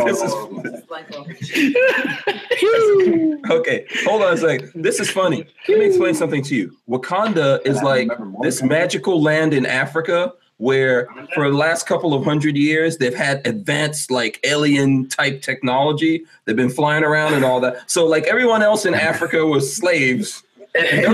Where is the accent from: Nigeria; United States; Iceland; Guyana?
Guyana; I was born in El Dorado, so it's in South America. I'm pretty sure of that. You know, Guyana is pretty much El Dorado as far as I'm concerned